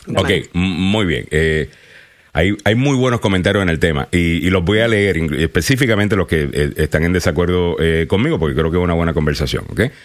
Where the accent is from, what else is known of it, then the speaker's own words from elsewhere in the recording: Puerto Rico; moved away; yo soy puertorriqueño y llevo mucho tiempo aquí